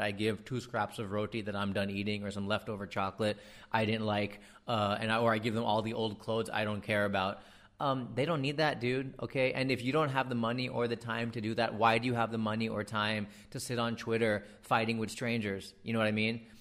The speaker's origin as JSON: {"language": "English", "country": "United States", "tie": "born or raised there", "accent": "American", "moved": "yes", "lives_now": "India", "said": "I grew up in America poorer, poorer than most people in India"}